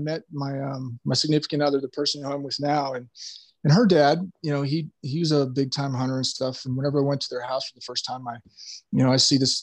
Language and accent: English; California, United States; back home in California, and where I'm from in California, you know, we do have mountains